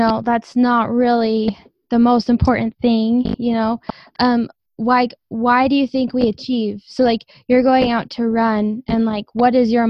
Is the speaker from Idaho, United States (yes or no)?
yes; Idaho, United States; I'm from Idaho